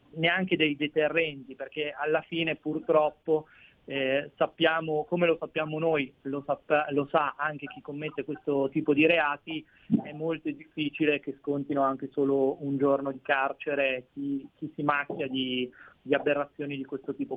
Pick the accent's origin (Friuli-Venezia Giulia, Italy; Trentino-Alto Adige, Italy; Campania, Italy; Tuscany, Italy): Trentino-Alto Adige, Italy; Bolzano; quando ero piccolino nella mia città, io sono di Bolzano, nella mia città c'era un orso